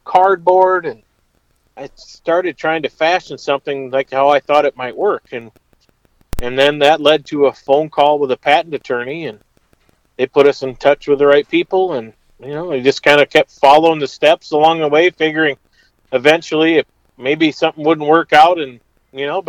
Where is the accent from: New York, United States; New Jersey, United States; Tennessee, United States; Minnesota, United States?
Minnesota, United States; south of Albert Lea; I grew up in Minnesota, south of Albert Lea, in between Albert Lea and the Iowa border.